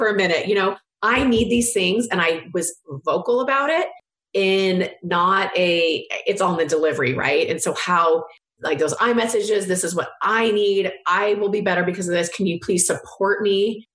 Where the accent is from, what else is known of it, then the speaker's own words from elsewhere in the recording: California, United States; I'm from California